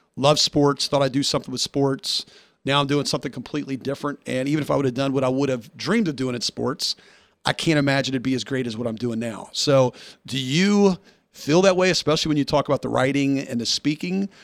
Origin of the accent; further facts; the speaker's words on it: Nashville, Tennessee, United States; moved away; I'm from Nashville originally